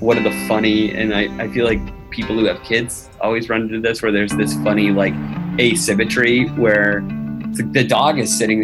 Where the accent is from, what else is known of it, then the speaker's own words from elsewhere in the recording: Boston, Massachusetts, United States; I live in Boston. I grew up in Boston